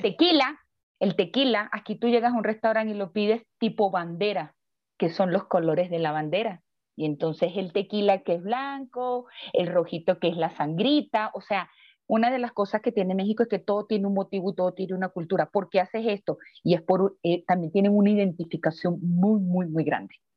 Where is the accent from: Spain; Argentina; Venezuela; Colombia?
Venezuela; moved away; Yo le digo de Venezuela